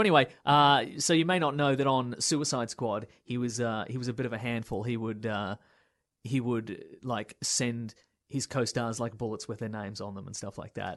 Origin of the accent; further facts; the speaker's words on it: Melbourne, Victoria, Australia; northern suburbs of Melbourne